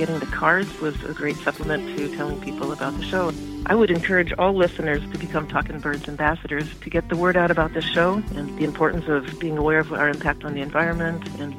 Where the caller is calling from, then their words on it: Carpinteria, California, United States; I'm calling from Carpinteria, California.